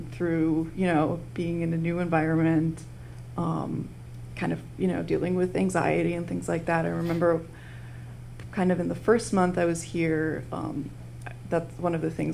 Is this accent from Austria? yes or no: yes; Vienna, Austria; moved away as an adult; also born or lived in United Kingdom; now in Cincinnati, United States; I am originally from Europe, Austria